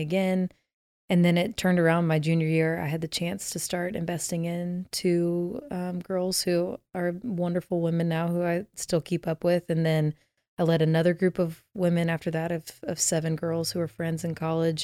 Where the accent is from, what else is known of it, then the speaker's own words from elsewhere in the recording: Dallas, Texas, United States; I grew up in Dallas, Texas